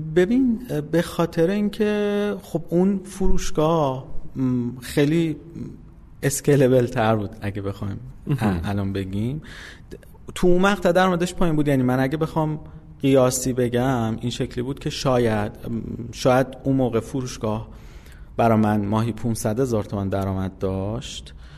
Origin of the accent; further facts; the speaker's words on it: Isfahan, Iran; من اصفهان به دنیا اومدم سال 1363